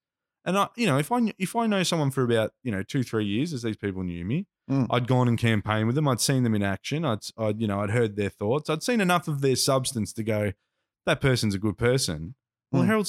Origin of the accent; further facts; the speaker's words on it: Box Hill, Victoria, Australia; I congregated with dudes I grew up with in Box Hill who listen to hip hop